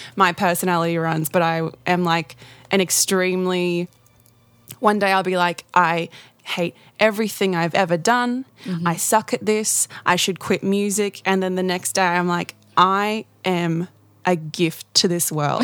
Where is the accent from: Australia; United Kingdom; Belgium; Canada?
Australia; Gladstone, Queensland; I come from Gladstone in central Queensland